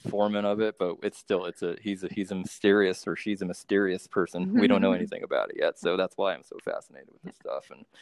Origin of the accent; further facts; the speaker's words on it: Monterey, California, United States; my hometown, Monterey